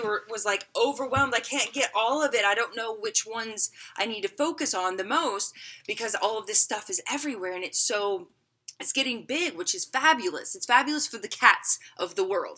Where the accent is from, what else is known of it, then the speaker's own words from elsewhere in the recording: the South, United States; moved away; also born or lived in Las Vegas; I grew up in the South